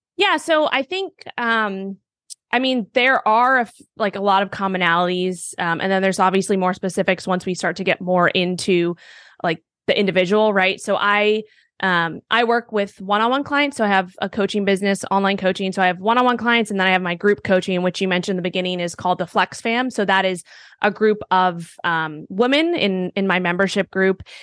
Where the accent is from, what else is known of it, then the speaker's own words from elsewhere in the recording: New York City, New York, United States; moved away as an adult; also born or lived in Miami; I grew up in Manhattan, New York